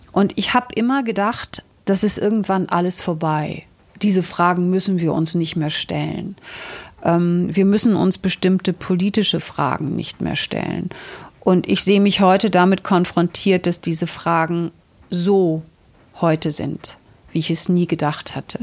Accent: Northern Germany, Germany; Ich bin auf einem Bauernhof in Norddeutschland groß geworden

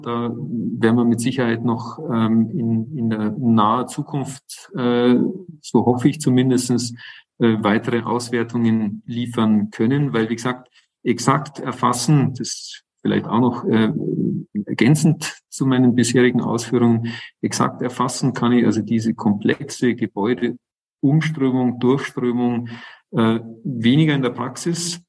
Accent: Northern Germany, Germany; bei uns in Norddeutschland an der Küste

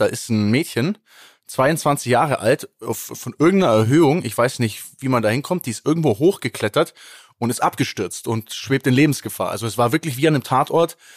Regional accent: Kempten, Bavaria, Germany; bei uns in Kempten

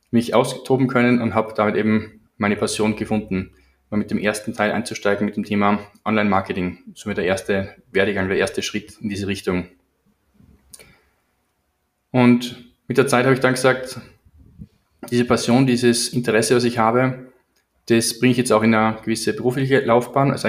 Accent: Salzburg, Austria; Ich bin geografisch betrachtet aus Salzburg, Österreich. Genauer gesagt 20 Minuten von der Stadt entfernt, aber jedenfalls auf der österreichischen Seite.

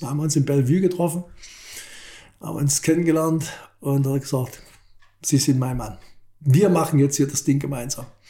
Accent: Germany; als Ossi

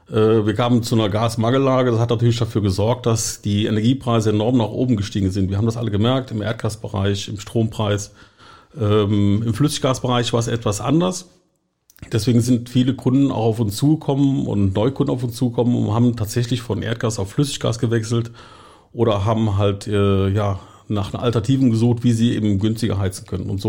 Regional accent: Eifel, near Düren, North Rhine-Westphalia, Germany; accent: Rhenish; Ich komme aus der Eifel in der Nähe von Düren zwischen Köln und Aachen.

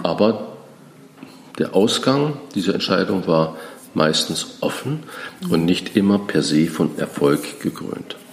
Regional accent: Germany; also born or lived in France; Als Deutscher zählte ich nichts, das heißt, ich war der Ausländer

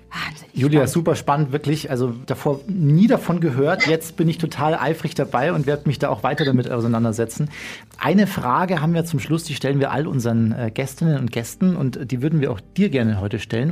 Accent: Bergen, Bavaria, Germany; ich komme aus dem Chiemgau

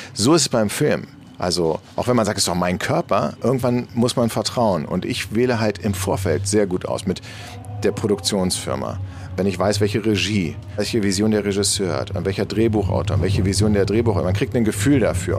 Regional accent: Berlin, Germany; ich bin in Eichkamp groß geworden

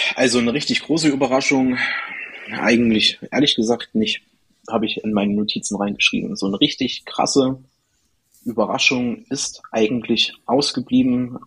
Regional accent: Erfurt, Thuringia, Germany; ich komme aus Erfurt, aus Thüringen.

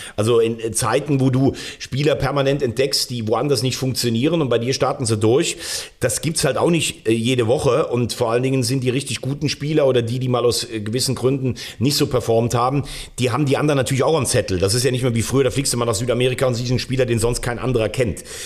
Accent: Rhineland-Palatinate, Germany; als gebürtiger Rheinland-Pfälzer

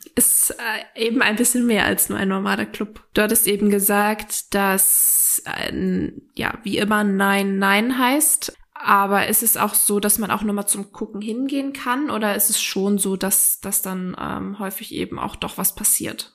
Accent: Northern Germany, Germany; wir kommen ja jetzt auch aus dem Norden. Wir sind ja auch ein bisschen abgehärtet hier

